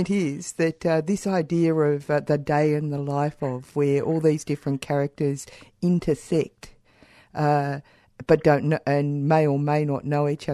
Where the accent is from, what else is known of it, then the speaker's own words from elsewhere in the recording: Warrnambool, Victoria, Australia; I come from Warrnambool